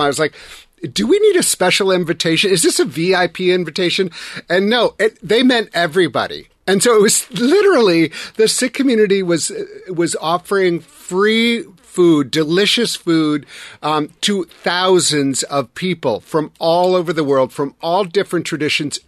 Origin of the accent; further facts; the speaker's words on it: Wisconsin, United States; I'm from Wisconsin